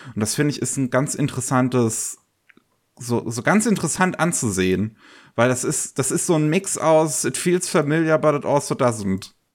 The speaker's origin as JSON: {"language": "German", "country": "Germany", "said": "bei uns in Deutschland"}